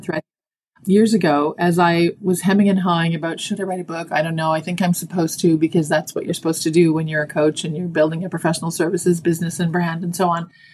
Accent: Toronto, Ontario, Canada; also born or lived in Dallas, Texas; I was born and raised in Toronto, Canada, living mm-hmm. in Toronto for most of my adult life, except for that little sojourn in Texas.

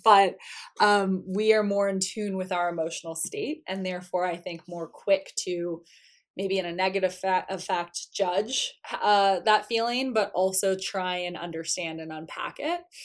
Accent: South Florida, United States; I grew up in South Florida

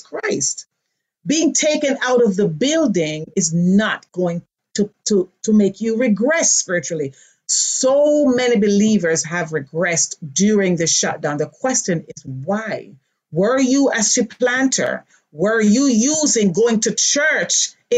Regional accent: Jamaica; moved away; Born in Jamaica.

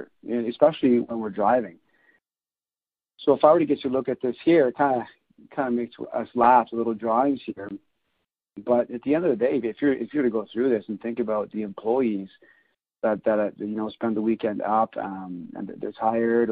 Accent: near Montreal, Quebec, Canada; I'm born and raised in Canada. Close to the Montreal

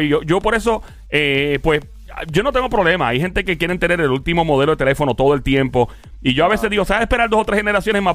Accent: Caguas, Puerto Rico; Tampa es como Cagua, mi pueblo.

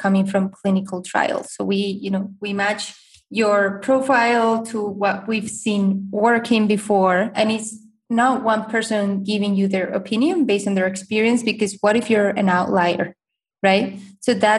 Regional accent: Spain; now in United States; I'm originally from Spain

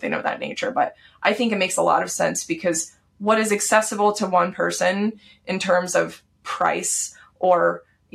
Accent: Texas, United States; I grew up in Texas.

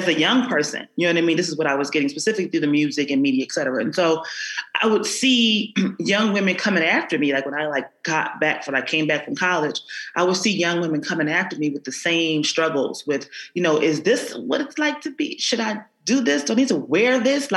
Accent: Philadelphia, Pennsylvania, United States; I grew up in North Philadelphia

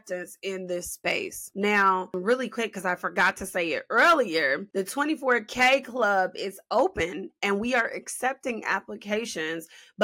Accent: Chicago, Illinois, United States; I'm from Chi-Town

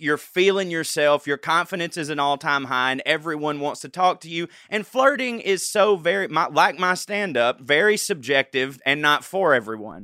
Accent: the South, United States; in my hometown

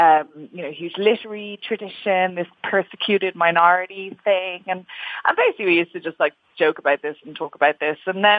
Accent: Ireland; moved away as an adult; also born or lived in England; now in United Kingdom; growing up in Ireland, I had no real idea about the Jewish community. And ironically, it was only actually when I left Ireland and I went to England for university, I studied at Cambridge

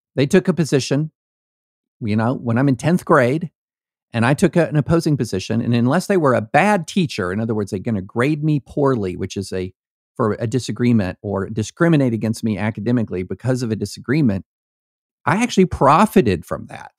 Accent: rural Kentucky, United States; also born or lived in Opelika, Alabama / Nashville, Tennessee; I was born in Opelika, Alabama. The first football game I went to, I was six years old at Death Valley in Baton Rouge, Louisiana. I grew up in rural Kentucky

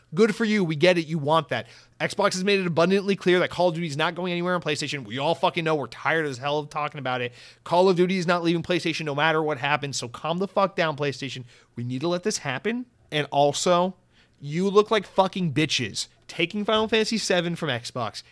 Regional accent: United States; an American

